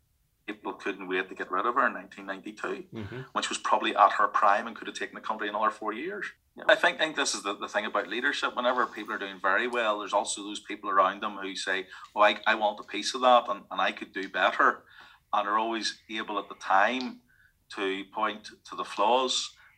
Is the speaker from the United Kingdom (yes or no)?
yes; Northern Ireland, United Kingdom; Now, I always say I'm from Northern Ireland, or task myself, I am British. I mean, I'm British by birth and British by right and British by birthright. But I always see myself as a person from Northern Ireland